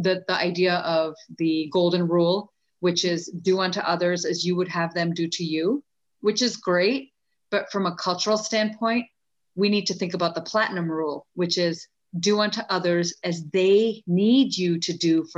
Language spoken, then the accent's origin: English; Canada; also born or lived in India; now in United States; I was born in India, but then grew up in Canada and then lived in the US